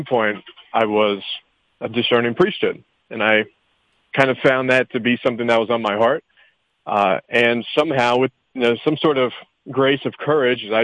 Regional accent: Woodstock, Georgia, United States; I grew up in Woodstock, Georgia, and I went to public high school

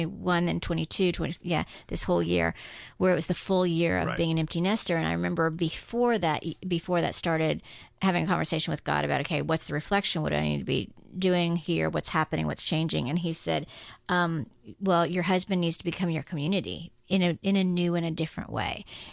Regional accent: Guam; I grew up on Guam.

